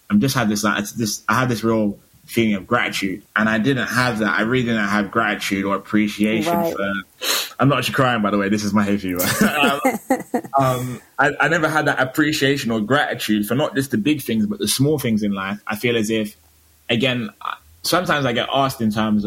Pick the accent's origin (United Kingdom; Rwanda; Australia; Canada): United Kingdom; Bristol, South West England; moved away; also born or lived in London / Stockholm; I grew up in Bristol